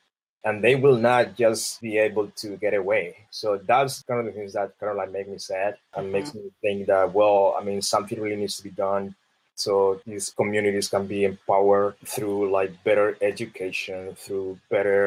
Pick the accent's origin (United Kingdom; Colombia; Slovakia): Colombia; English is a second language; moved away as an adult; now in United States; I'm black. I'm from Colombia. I'm an immigrant. I have an accent.